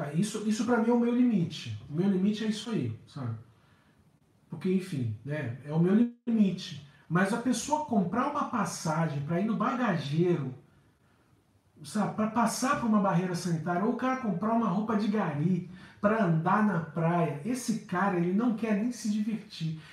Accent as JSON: {"language": "Portuguese", "region": "Rio de Janeiro", "country": "Brazil", "said": "eu sou do Rio há 46 anos"}